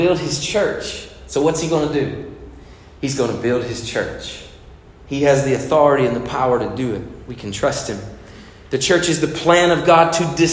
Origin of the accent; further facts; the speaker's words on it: United States; I'm American, white, Caucasian